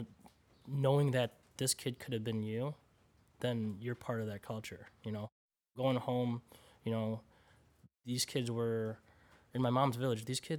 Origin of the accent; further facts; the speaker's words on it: Philippines; proud Filipino, every time I go back to the Philippines, I'm so proudful. I'm like, man, dude, I love being a Filipino, you know?